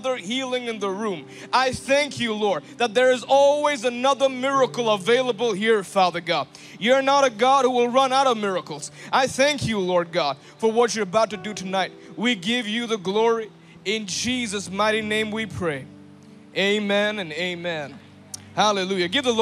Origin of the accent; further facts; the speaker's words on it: India; I'm from India